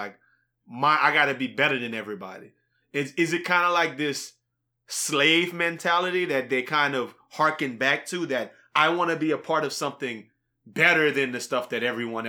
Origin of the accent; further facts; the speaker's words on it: Louisiana, United States; I'm from Louisiana